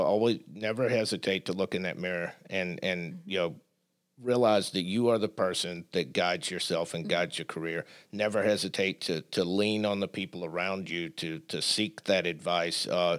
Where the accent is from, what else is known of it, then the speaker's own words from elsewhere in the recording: Southern United States, United States; I'm still a Southerner.